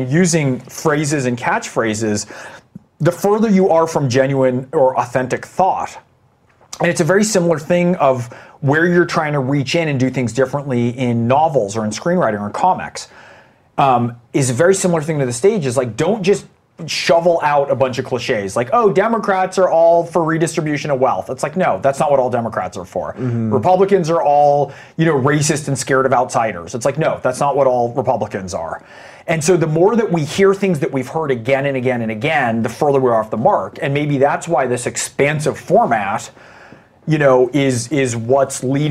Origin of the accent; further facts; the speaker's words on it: Saratoga, California, United States; I remember growing up in the Reagan era, family of, like, you know, we were the only Jews in Saratoga and Silicon Valley in my neighborhood at the time